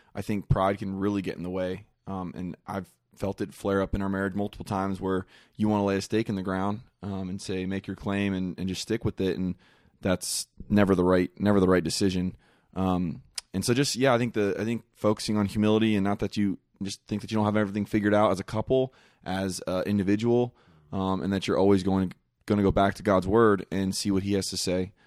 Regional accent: Kentucky, United States; we're from Kentucky, so we were, went back to Kentucky

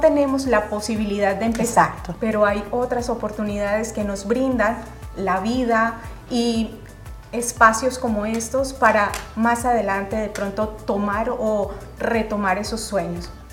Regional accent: Colombia; moved away as an adult; now in Indiana, United States; Yo soy colombiana, Llegué a Indiana aproximadamente hace dos años y medio

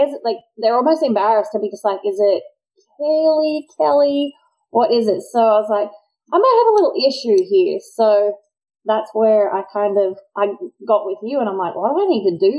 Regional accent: Australia; now in United States; me as an Australian

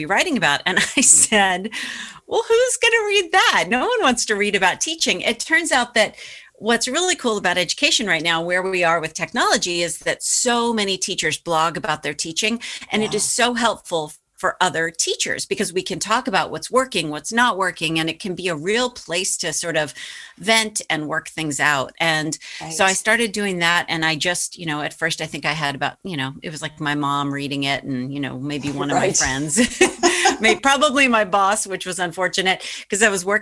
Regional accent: Boston, Massachusetts, United States; my hometown paper

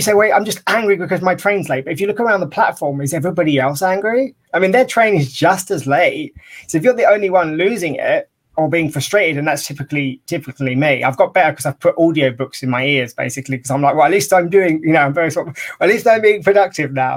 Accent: United Kingdom; being British

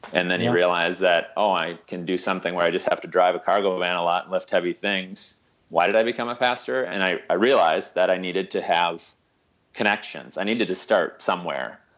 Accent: Midwest, United States; also born or lived in Quincy, Massachusetts; now in Marshfield, United States; I'm from the Midwest.

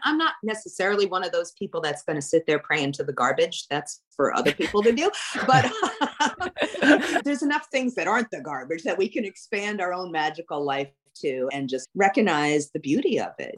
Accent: New York City, New York, United States; now in New Orleans, United States; I grew up in New York City, right next to the Verrazano Bridge

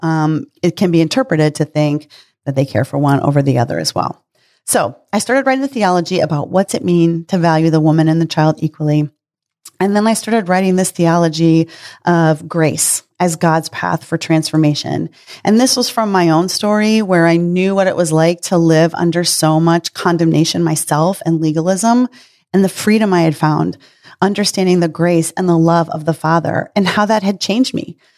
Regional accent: Midwest, United States; I was raised in the Midwest

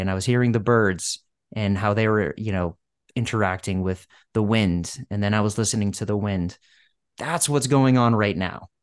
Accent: outside Boston, Massachusetts, United States; moved away as an adult; now in Los Angeles, United States; a Bostonian, where I had li, I had lived for ten years and I grew up outside the city

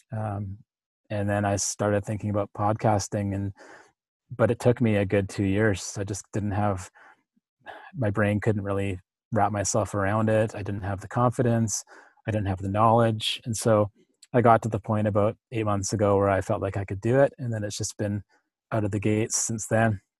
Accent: Powell River, British Columbia, Canada; in my hometown, which is Powell River

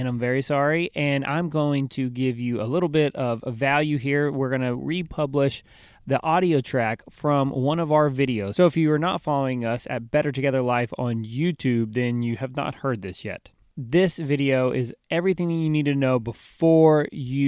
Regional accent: Houston, Texas, United States; now in Central Texas, United States; I grew up down in South Houston and we could grow avocados there. But then I moved 3 hours north of South Houston

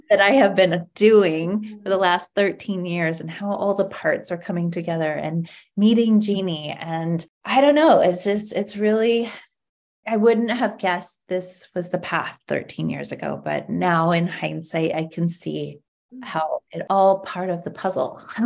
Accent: Ashland, Oregon, United States; also born or lived in Salt Lake City, Utah; now in Portland, United States; once we moved away from Salt Lake City when I was 10, I grew up with my my white mother and my white stepfather and we lived in a very white community, affluent community in Ashland, Oregon, a lovely place to grow up.

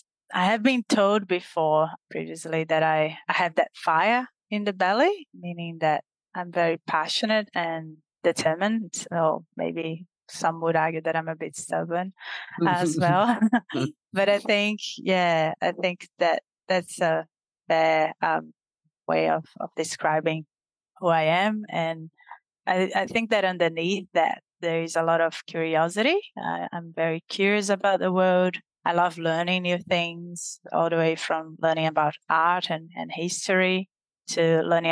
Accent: Brazil; moved away; the experience of living in Brazil, growing up in Brazil itself, has certainly shaped who I am

